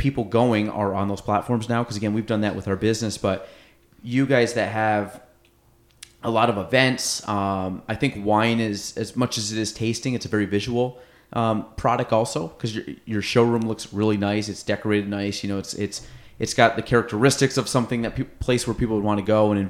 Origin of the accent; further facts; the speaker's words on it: Chazy, New York, United States; I grew up in Chazy